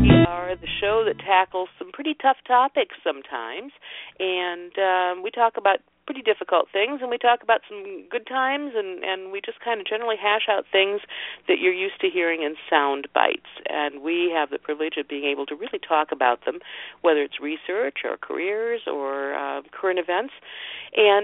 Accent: Seattle, Washington, United States; right here in my hometown of Seattle

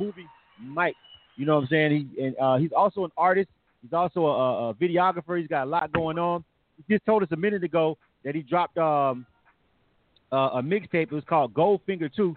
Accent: Florida, United States; I'm from Florida.

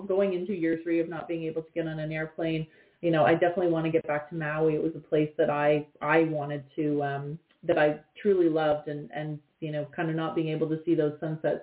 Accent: London, Ontario, Canada; now in Toronto, Canada; I grew up in London, Ontario

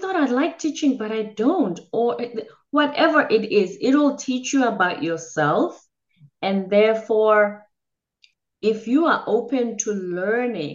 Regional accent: South Africa; moved away; I'm from the Zulu tribe in South Africa

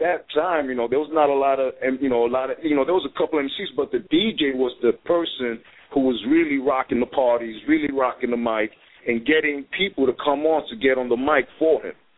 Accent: New York City, New York, United States; I grew up in the part on um, High Bridge. It's like right up the block from the new Yankee

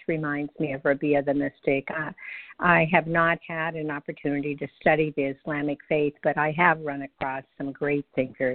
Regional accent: the Bible Belt, United States; I grew up in the Bible Belt

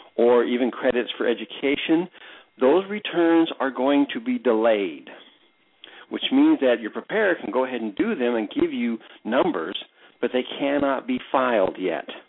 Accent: United States; being an American

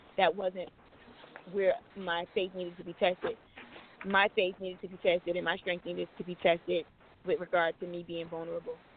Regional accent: New Jersey, United States; moved away as an adult; now in Los Angeles, United States; I'm from New Jersey, and I decided to head out

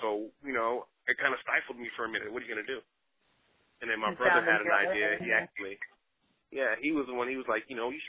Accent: Newark, New Jersey, United States; I was born in New Jersey, baby. Brick City, stand up

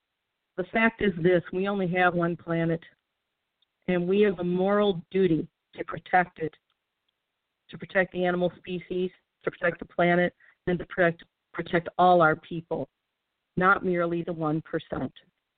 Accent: St. Louis, Missouri, United States; I think of my hometown of St. Louis

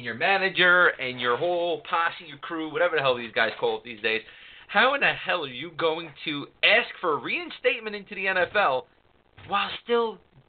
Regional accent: New York City, New York, United States; He's a Queens product, just like me. He's from not that far from where I grew up in Queens.

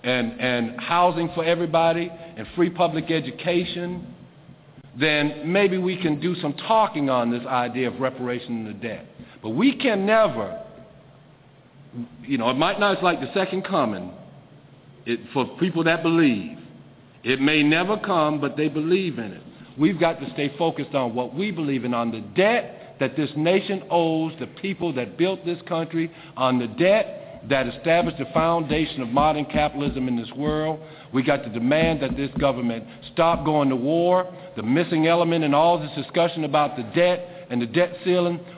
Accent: South Carolina, United States; I grew up in South Carolina

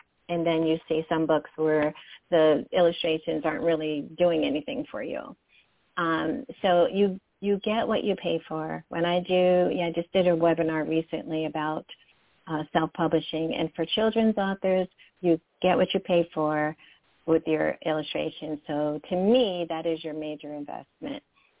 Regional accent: Michigan, United States; And I am from Michigan. I'm in the Detroit metro area.

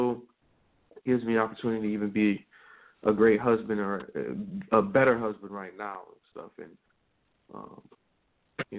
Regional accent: Michigan, United States; moved away as an adult; now in Columbus, United States; I'm still a Michigan guy. I'm still a Michigan guy at heart

